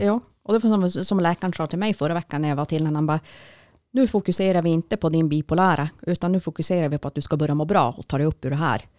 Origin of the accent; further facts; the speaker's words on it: Jokkmokk, Norrbotten County, Sweden; now in Piteå, Sweden; jag är ju född och uppvuxen i Jokkmokk